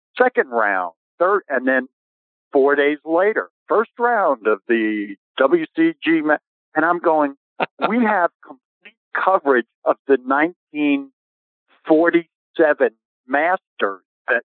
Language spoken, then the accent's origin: English; New York, United States; moved away as an adult; also born or lived in Los Angeles; we didn't have public courses where I grew up in New York.